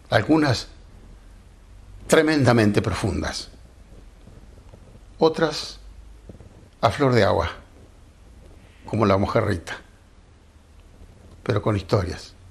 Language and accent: Spanish; Chascomús, Buenos Aires Province, Argentina; born there; Soy nacido en Chascomús, pago que fundó escribano y no conozco la envidia mi parejero tobiano.